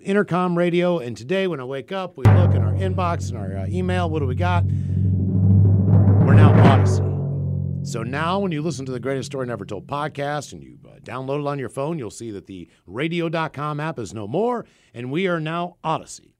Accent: Morgantown, West Virginia, United States; moved away as an adult; also born or lived in Frederick, Maryland / Hagerstown, Maryland; I grew up in Morgantown.

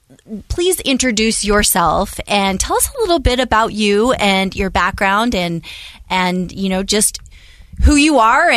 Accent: Utah, United States; You know, of course, I'm a native of Utah. I love it here.

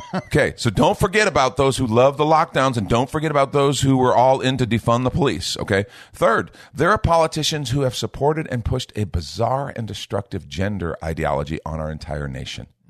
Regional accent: United States; I'm talking right now as an American who has a responsibility to try to help shape the culture of the United States of America

